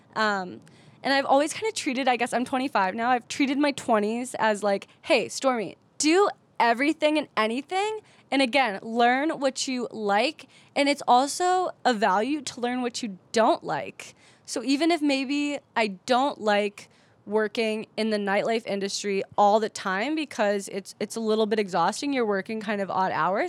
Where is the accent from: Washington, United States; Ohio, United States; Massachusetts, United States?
Ohio, United States; Cleveland; now in San Diego, United States; I grew up in Cleveland, Ohio, where nobody's nobody